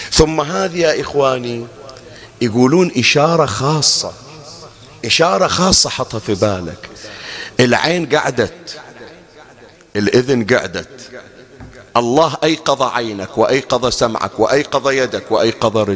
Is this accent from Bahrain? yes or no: yes; Bahrain; أنا كنت أقرأ في بعض المناطق عندنا في البحرين